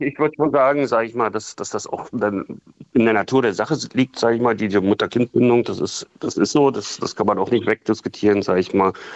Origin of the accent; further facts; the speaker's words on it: Saxony, Germany; also born or lived in Berlin; now in Königs Wusterhausen, Germany; ja, komme ich aus Sachsen